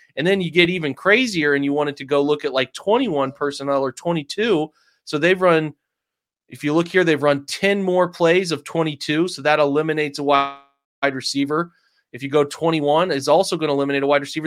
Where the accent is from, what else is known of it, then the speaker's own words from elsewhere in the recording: England, United Kingdom; I'm an English guy